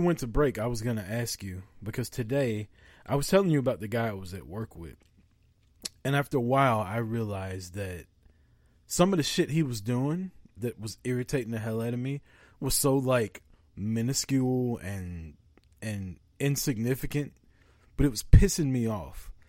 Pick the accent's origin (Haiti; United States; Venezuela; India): United States; Missouri; I'm from Missouri. We're from the Show Me State.